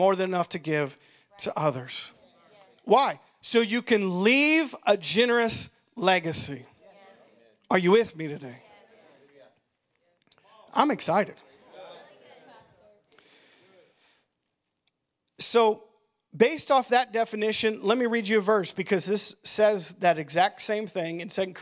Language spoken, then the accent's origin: English; United States; I'm pure American.